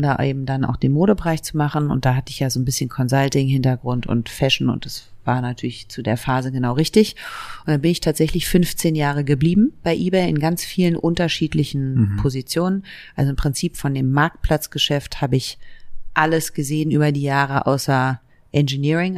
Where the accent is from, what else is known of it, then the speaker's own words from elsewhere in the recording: Berlin, Germany; ich bin in West-Berlin geboren und zwar im Südwesten von Berlin, fast an der Mauer. Da bin ich aufgewachsen